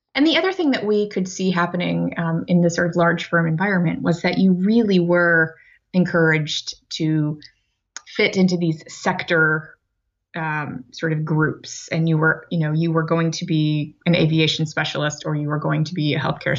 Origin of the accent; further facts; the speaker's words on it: Amarillo, Texas, United States; also born or lived in Ohio; now in Boston, United States; I grew up in Amarillo, Texas